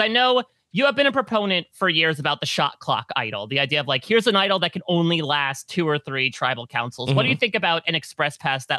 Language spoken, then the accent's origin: English; New Jersey, United States; I'm from Jersey